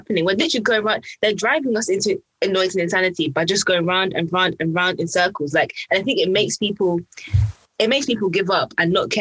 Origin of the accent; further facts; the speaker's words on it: United Kingdom; I'm British